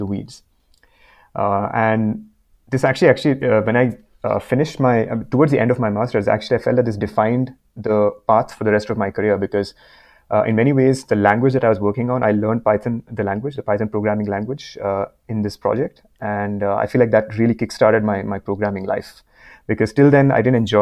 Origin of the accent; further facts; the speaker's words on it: India; moved away as an adult; now in Vancouver, Canada; I'm currently in Vancouver, Canada, but yeah, it's been quite the road for me to get here. I'm originally from India. I did my mechanical engineering in undergrad back in India